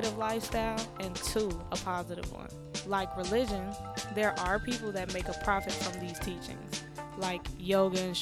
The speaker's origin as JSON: {"language": "English", "town": "Chicago", "region": "Illinois", "country": "United States", "said": "As a Chicagoan"}